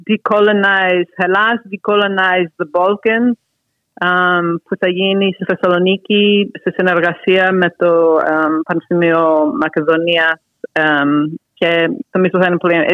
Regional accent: United States; άρα ως Ελληνοαμερικάνα που ήμουν στο, μια τις γενιές που είχαν ε, φτάσει στο να είμαστε λευκοί.

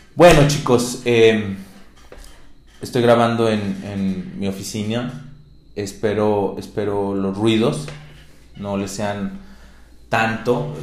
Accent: Mexico; me incluyo, soy mexicano

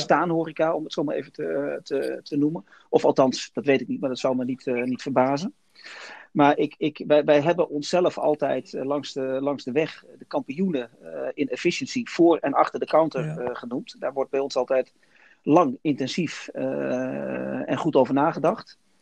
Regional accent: Netherlands; wij als Nederlanders

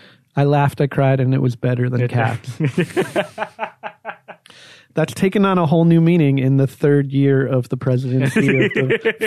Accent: Edison, New Jersey, United States; now in New Orleans, United States; I'm from New Jersey.

